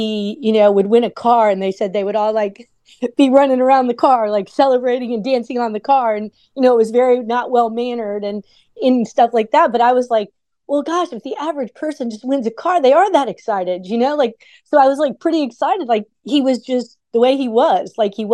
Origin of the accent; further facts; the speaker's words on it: South Florida, United States; I grew up in South Florida.